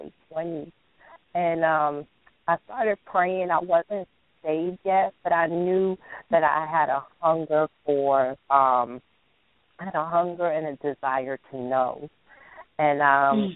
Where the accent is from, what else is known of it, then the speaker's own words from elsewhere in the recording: New York City, New York, United States; I'm also from New York. I was born and raised in the Bronx